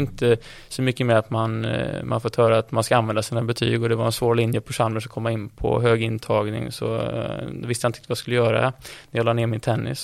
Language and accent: Swedish; Gothenburg, Västra Götaland, Sweden; jag är från Göteborg